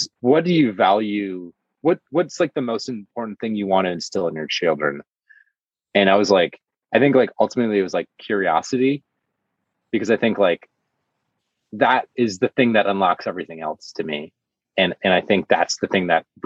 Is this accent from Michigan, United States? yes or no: yes; Michigan, United States; now in Los Angeles, United States; I grew up in Michigan